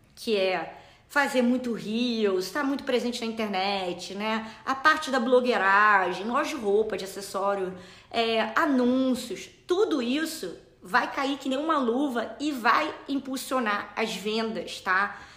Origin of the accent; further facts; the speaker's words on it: Rio de Janeiro, Brazil; moved away as an adult; now in United States; eu sou original do Rio, moro aqui nos Estados Unidos há cinco anos